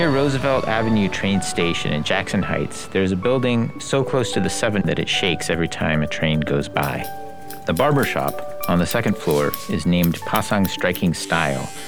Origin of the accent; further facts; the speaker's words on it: Nepal; I was born to American parents, but I grew up in Nepal.